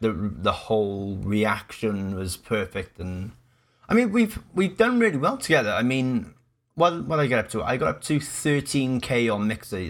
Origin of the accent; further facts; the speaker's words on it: Cardiff, Wales, United Kingdom; I am born and raised in Cardiff. Yes, I'm a Welsh boy.